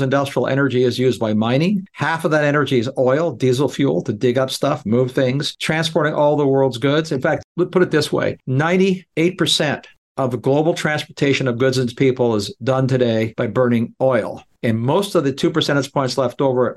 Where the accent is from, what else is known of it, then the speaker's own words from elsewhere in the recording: Canada; moved away as an adult; being a Canadian, growing up where it got much colder than 20 degrees below zero, it's one of the reasons, other than finding a job, that I left Canada years ago